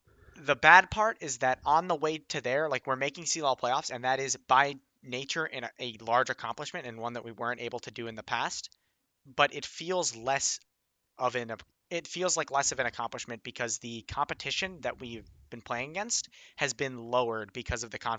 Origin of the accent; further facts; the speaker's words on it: Illinois, United States; I'm from Illinois.